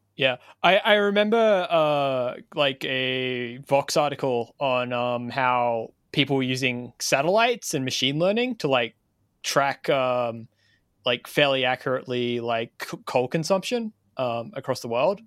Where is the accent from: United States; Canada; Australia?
Australia; as an Australian